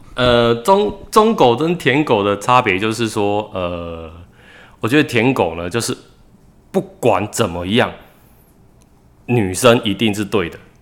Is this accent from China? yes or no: no; Tamsui, New Taipei, Taiwan; 我是一个淡水人，然后我是一个编剧，从事创作大概已经有十年了